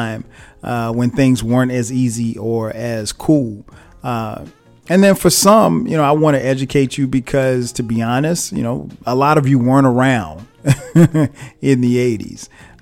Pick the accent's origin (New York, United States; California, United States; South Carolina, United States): South Carolina, United States; Florence; also born or lived in New Jersey; I grew up in a small town, a place called Florence, South Carolina